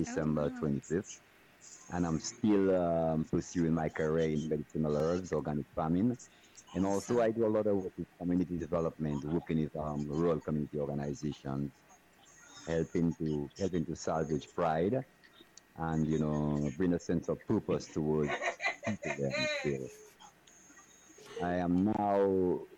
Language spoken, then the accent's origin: English; Soufrière, St. Lucia; I grew up in a small town in Sufuye. St. Lucia, which is called Sufuye Volcano Town.